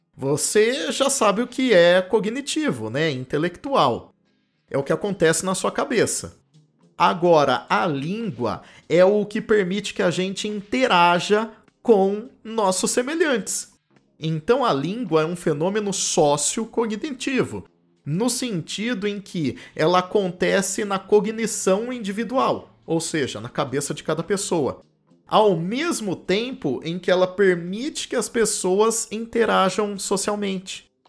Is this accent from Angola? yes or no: no; Campinas, São Paulo, Brazil; accent: R retroflexo ou caipira; nasci em Campinas, no interior de São Paulo